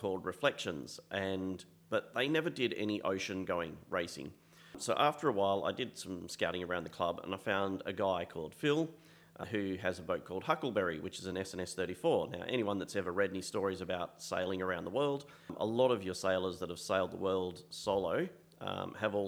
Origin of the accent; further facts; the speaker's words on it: Perth, Western Australia, Australia; I'm from Perth, West Australia